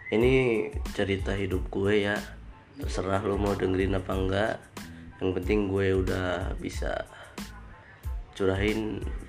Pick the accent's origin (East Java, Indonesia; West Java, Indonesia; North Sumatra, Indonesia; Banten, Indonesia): West Java, Indonesia; Ciamis; tempat lahir gue di Ciamis